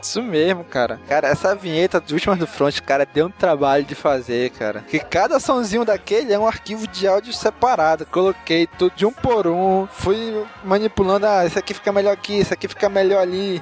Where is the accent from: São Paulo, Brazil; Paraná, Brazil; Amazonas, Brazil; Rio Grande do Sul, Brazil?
Amazonas, Brazil; Manaus; a gente é de Manaus, do Amazonas, e aqui é água pra todo canto que vocês possam imaginar